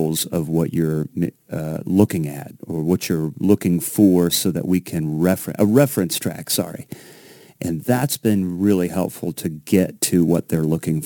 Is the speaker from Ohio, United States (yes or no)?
yes; Ohio, United States; I'm from Ohio